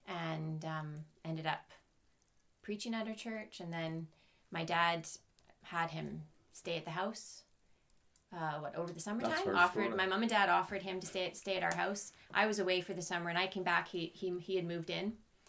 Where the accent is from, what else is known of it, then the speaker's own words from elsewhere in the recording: Vancouver, British Columbia, Canada; accent: Canadian; moved away; also born or lived in Ballymoney, Northern Ireland; So I grew up in Canada, so it's a Canadian accent. Although I was born, funny enough, in Ballymoney. Born in Ballymoney, and mum and dad are from Oma. So our roots are here. But when I was one, we moved out to Vancouver.